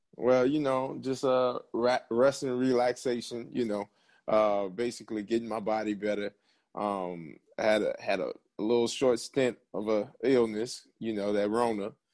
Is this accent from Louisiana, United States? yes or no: yes; New Orleans, Louisiana, United States; moved away; I am from New Orleans, Louisiana, the Seven Ward of New Orleans, um, went to St. Augustine High School